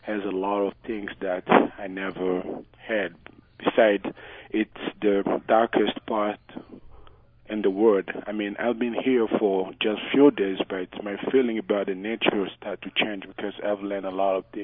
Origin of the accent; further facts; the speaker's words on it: DR Congo; English is a second language; now in Utah, United States; I'm from the Republic Democratic of Congo.